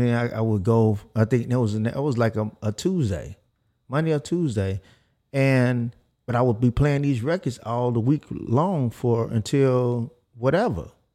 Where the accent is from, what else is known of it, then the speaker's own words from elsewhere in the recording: Houston, Texas, United States; I'm from South Park